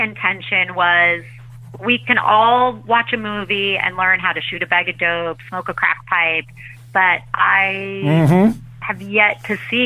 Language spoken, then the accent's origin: English; Suffolk County, Long Island, New York, United States; moved away as an adult; now in Brooklyn, United States; screening of it sponsored by Amazon in my hometown. We raised $19,000 for local youth services in Suffolk County on Long Island.